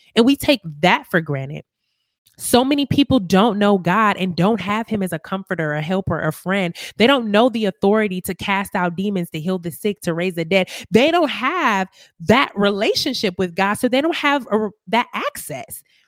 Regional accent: Milwaukee, Wisconsin, United States; moved away as an adult; now in Las Vegas, United States; I'm originally from Milwaukee, Wisconsin

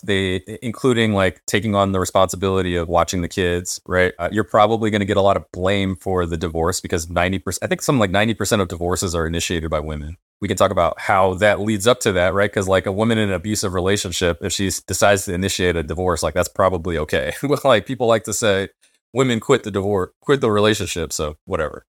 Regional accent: United States; those of us who grew up as American Black people

